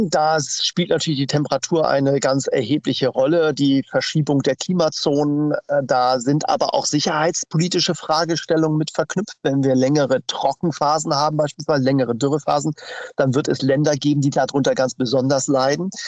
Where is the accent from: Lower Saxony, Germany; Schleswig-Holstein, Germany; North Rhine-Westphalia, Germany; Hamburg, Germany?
Hamburg, Germany; Ja, wir haben ja als Hamburger zwei äh, große Themen, die uns beschäftigen.